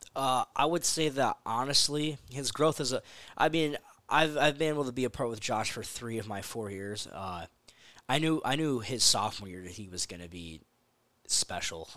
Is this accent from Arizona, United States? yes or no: yes; Florence, Arizona, United States; I'm proud of where I come from. So, you know, anytime someone asks, like, "Oh, yeah, I'm from Florence, Arizona,"